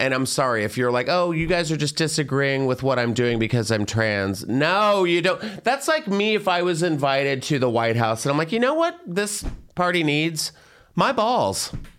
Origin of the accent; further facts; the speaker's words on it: Plano, Texas, United States; growing up in Texas with, like, all the Plano kids